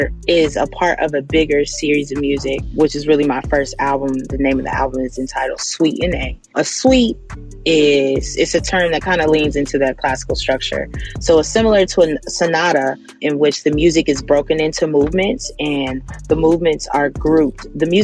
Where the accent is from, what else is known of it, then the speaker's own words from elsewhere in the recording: Gary, Indiana, United States; I'm originally from Gary, Indiana.